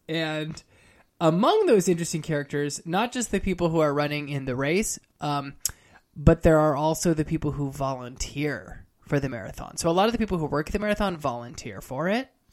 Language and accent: English; California, United States; also born or lived in Harlem, New York; now in New York, United States; I'm originally from California. I live in New York now